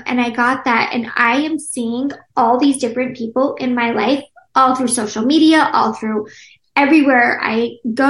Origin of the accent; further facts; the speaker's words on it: Utah, United States; moved away as an adult; Now, I have lived outside of Utah for the last like 12 years. I grew up there.